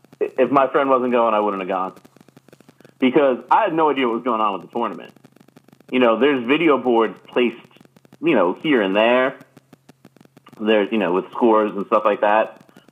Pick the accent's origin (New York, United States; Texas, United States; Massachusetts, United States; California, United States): New York, United States; I'm from Long Island bias and like Bethpage is like our spot.